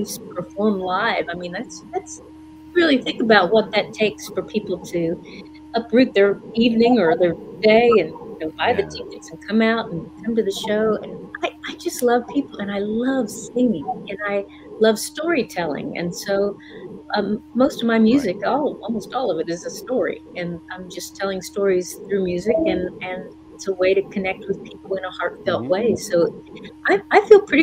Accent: Kokomo, Indiana, United States; moved away as an adult; also born or lived in Nashville; I grew up in Kokomo, Indiana

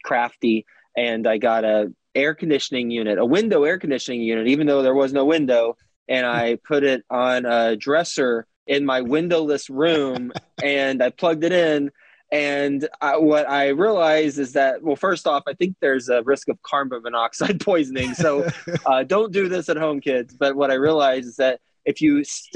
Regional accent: Texas, United States; moved away as an adult; also born or lived in New York City; I am from Texas originally, went to school at Texas Tech, and moved to New York City right out of college.

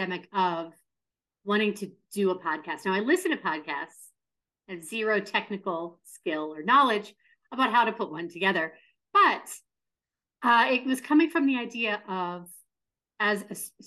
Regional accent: Pittsburgh, Pennsylvania, United States; Pittsburgh centric, my hometown as well

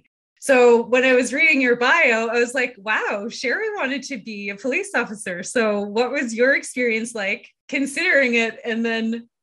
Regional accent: Winnipeg, Manitoba, Canada; I grew up here in Winnipeg.

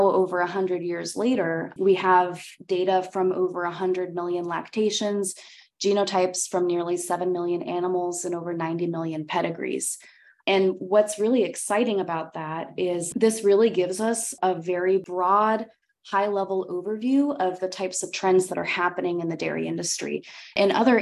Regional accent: Central Valley, California, United States; moved away as an adult; also born or lived in Ithaca, New York; now in Beltsville, Maryland, United States; I'm from California originally. And while I don't come from a dairy family, I did grow up in the Central Valley with lots of dairy kids

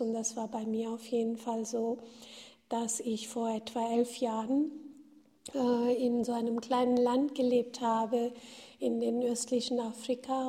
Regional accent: India; moved away; ich bin in Indien geboren und aufgewachsen

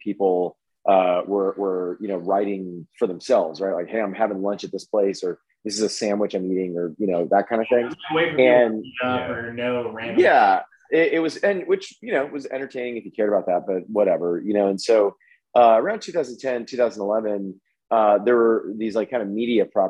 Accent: La Porte, Texas, United States; also born or lived in Houston; in my hometown of La Porte

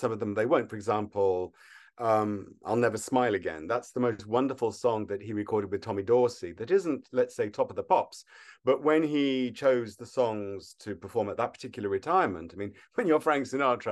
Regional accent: Wolverhampton, West Midlands, United Kingdom; now in Los Angeles, United States; I'm from Wolverhampton, so it's wonderful to come home.

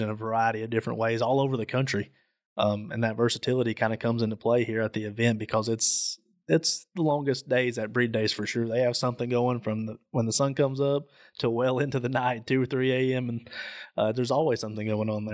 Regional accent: Southeast Tennessee, United States; I'm from Southeast Tennessee

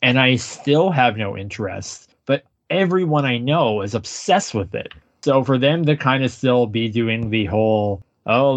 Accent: Canada; as a Canadian

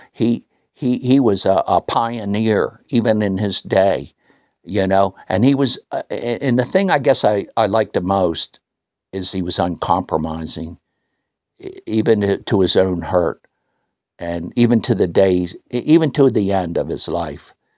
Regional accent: United States; now in New Zealand; being an American

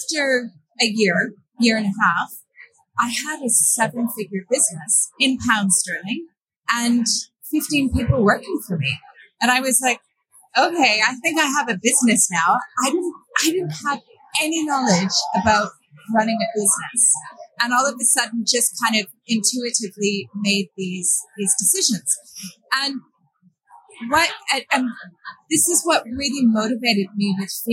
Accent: Canada; moved away as an adult; also born or lived in Brussels / Stockholm / Belgrade / London; I grew up in Canada.

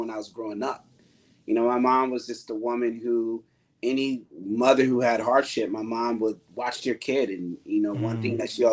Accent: Bridgeport, Connecticut, United States; now in New York, United States; I grew up on the east end of Bridgeport.

